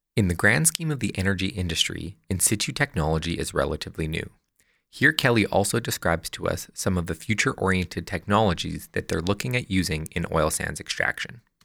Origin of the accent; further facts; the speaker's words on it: Fort McMurray, Alberta, Canada; I grew up in Fort McMurray, the heart of Canada's oil sands industry